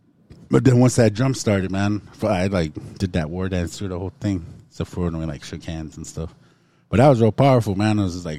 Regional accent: Montana, United States; I felt blessed in that moment because we came from Montana.

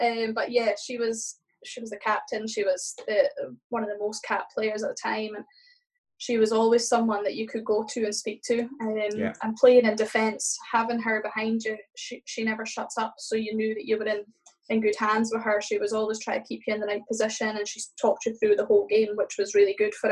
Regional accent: Aberdeen, Scotland, United Kingdom; growing up in Aberdeen

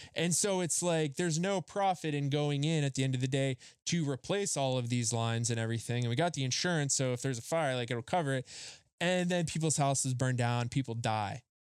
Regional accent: Rust Belt, United States; I grew up in the Rust Belt. Like, we had the Carnegies, the Fricks, the Mellons

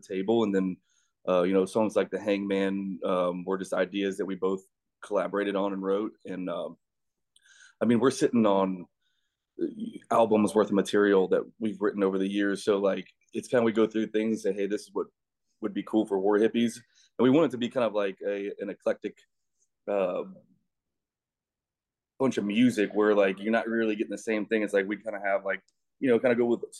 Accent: Colorado, United States; I grew up in Colorado, and I was on the high school rodeo team

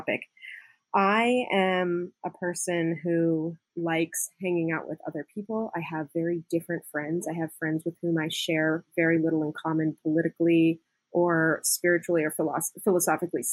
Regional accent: Indiana, United States; moved away; also born or lived in West Coast; I grew up in Indiana and we weren't like real huggy people in the Midwest

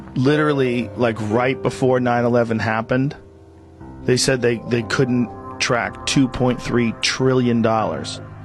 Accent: California, United States; I'm from California

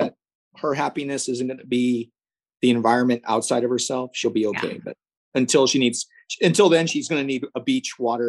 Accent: Laredo, Texas, United States; we're pretty sheltered growing up in Laredo, Texas.

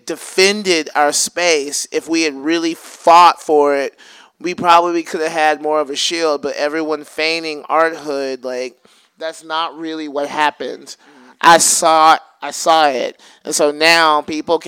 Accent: Alabama, United States; also born or lived in Bay Area; now in Oakland, United States; growing up in Alabama

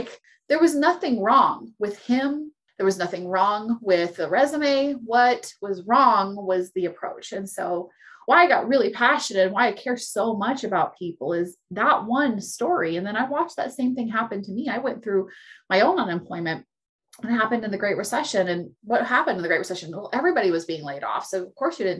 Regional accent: California, United States; I was born in California.

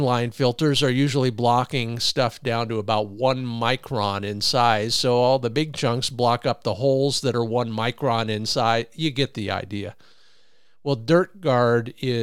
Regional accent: Ohio, United States; My home state

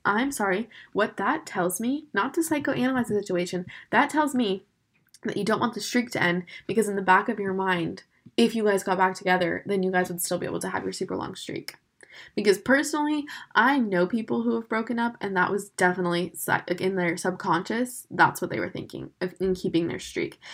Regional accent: Florida, United States; I'm from Florida.

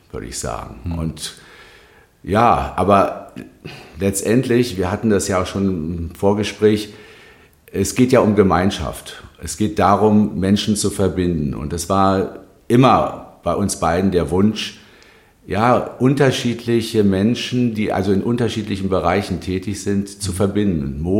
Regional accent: Berlin, Germany; also born or lived in Wilmersdorf; Also ich bin einer sehr spießigen, würde man sagen

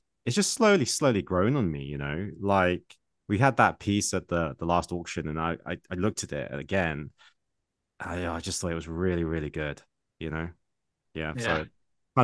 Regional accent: England, United Kingdom; I was born and raised in England

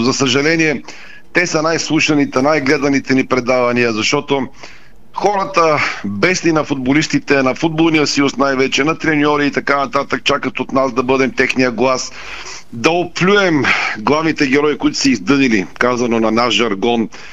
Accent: Bulgaria; Ние сме си, българите сме ние.

